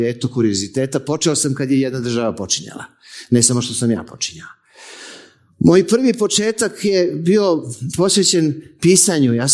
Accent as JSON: {"language": "Croatian", "region": "Belgrade", "country": "Serbia", "said": "ja sam iz Beograda."}